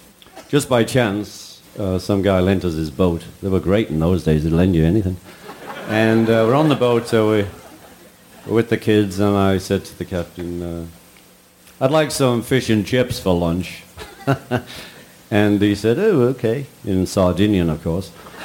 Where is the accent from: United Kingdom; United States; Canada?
United Kingdom; Liverpool, North West England; we're from Liverpool